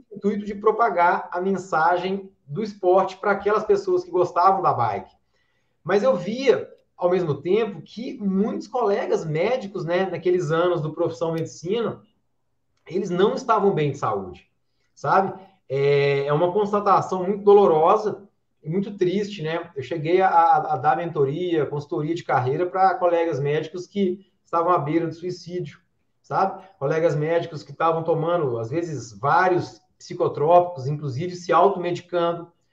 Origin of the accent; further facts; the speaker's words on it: João Monlevade, Minas Gerais, Brazil; also born or lived in Juiz de Fora; Eu sou aqui de, de João Monlevade, uma cidade aqui a mais ou menos 100 quilômetros de Belo Horizonte, interior de Minas Gerais, terra do pão de queijo, terra do uai.